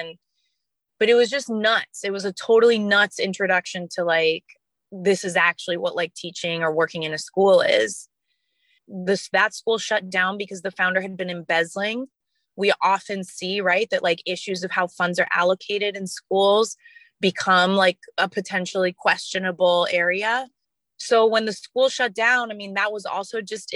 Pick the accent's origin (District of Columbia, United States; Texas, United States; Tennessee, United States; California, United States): District of Columbia, United States; Washington; my hometown of Washington, D.C.